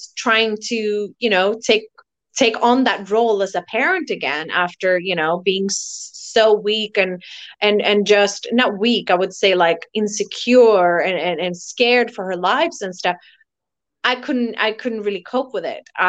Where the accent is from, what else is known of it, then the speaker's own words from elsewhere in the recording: Tyresö, Stockholm County, Sweden; now in Costa Rica; I'm actually from Sweden in a little small town called Tyresö, but I'm living in Costa Rica